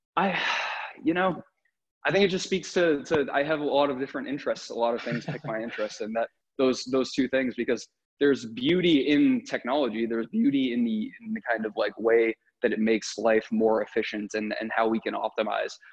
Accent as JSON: {"language": "English", "region": "New England", "country": "United States", "tie": "born or raised there", "said": "I grew up in New England"}